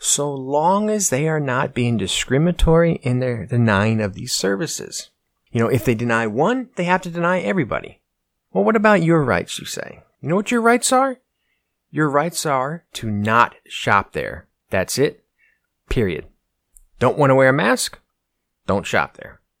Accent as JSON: {"language": "English", "country": "United States", "said": "As an American"}